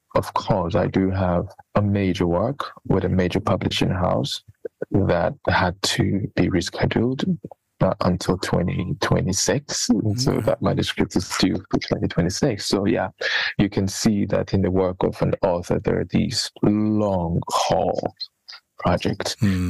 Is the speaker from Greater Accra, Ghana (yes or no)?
no; Cape Coast, Central Region, Ghana; moved away as an adult; also born or lived in Johannesburg; now in Cape Coast, Ghana; I grew up in Cape Coast